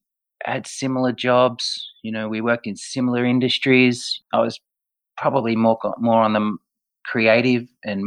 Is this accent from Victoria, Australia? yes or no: yes; Melbourne, Victoria, Australia; I'm born and bred in Melbourne